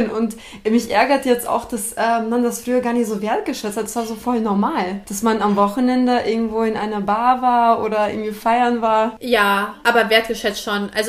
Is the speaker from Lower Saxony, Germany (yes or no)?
yes; Hanover, Lower Saxony, Germany; Aber da, als Hannoveranerin, dann, da kannte ich schon alles